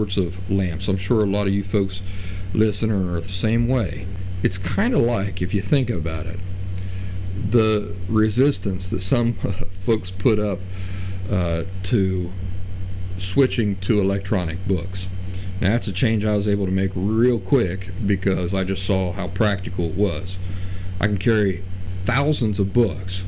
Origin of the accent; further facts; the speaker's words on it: Appalachian backcountry, United States; I grew up in the Appalachian backcountry.